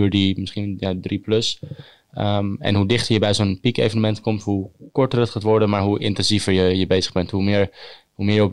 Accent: Noordwijk, South Holland, Netherlands; ik kom uit Noordwijk

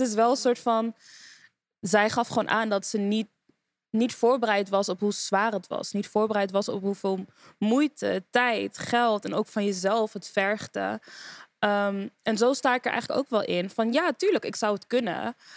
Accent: Amsterdam, North Holland, Netherlands; moved away as an adult; now in Rotterdam, Netherlands; Ik ben een Amsterdammer, geboren en getogen

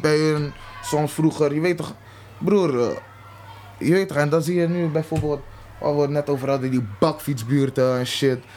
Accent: Rotterdam, South Holland, Netherlands; also born or lived in Zwolle; Ik ben opgegroeid in Rotterdam-Zuid, maar ik ben geboren in Zwolle

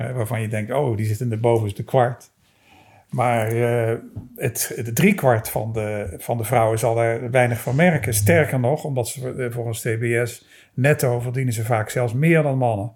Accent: Maastricht, Limburg, Netherlands; ik ben in Maastricht opgegroeid

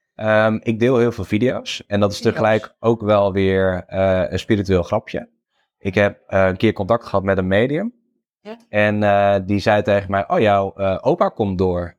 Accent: Friesland, Netherlands; ik ben geboren en getogen in Friesland

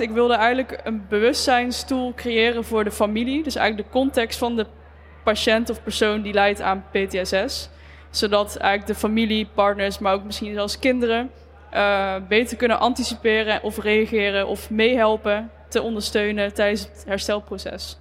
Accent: Eindhoven, North Brabant, Netherlands; Ik eh, kom uit Eindhoven

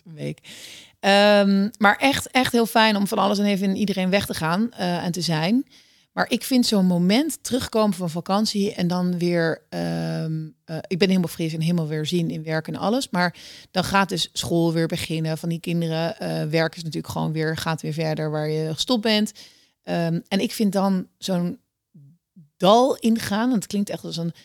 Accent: Nijmegen, Gelderland, Netherlands; ik ben in Nijmegen opgegroeid

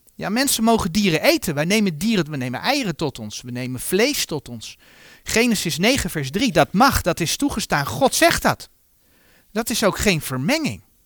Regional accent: Netherlands; zo zijn wij Nederlanders

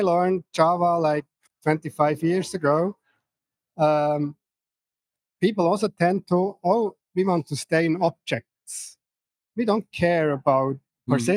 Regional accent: Switzerland; I'm from Switzerland

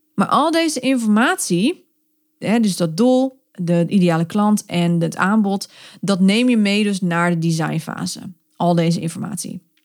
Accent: Netherlands; we zijn Nederlanders of Belgen

